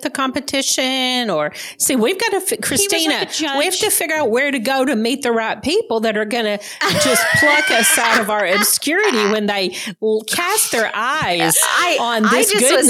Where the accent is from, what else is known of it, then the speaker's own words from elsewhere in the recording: Georgia, United States; I'm a few hours from palm trees now, but growing up in Georgia, it was pine trees, not palm trees.